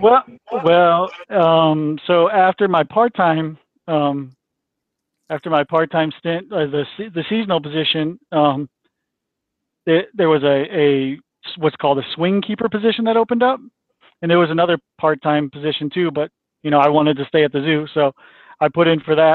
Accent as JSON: {"language": "English", "town": "St. Louis", "region": "Missouri", "country": "United States", "tie": "born or raised there", "said": "I grew up in St. Louis."}